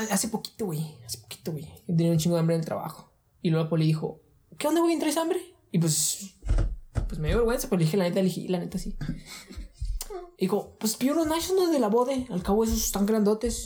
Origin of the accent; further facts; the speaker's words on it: Ciudad Juárez, Chihuahua, Mexico; somos de Juárez